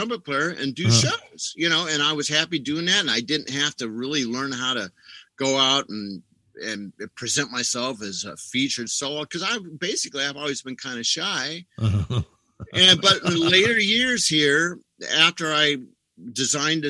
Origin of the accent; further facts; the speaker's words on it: Los Angeles, California, United States; I grew up basically in Hollywood, California